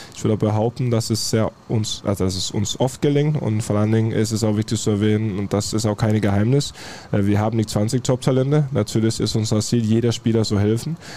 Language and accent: German; Farum, Capital Region of Denmark, Denmark; German is a second language; now in Dortmund, Germany; ich komme ja aus, aus Farum, das ist ja 20 Minuten außerhalb Kopenhagen